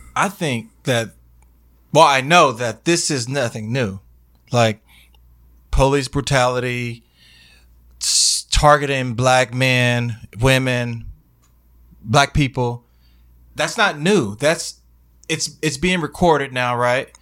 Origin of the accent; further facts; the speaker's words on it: Dallas, Texas, United States; I'm from Dallas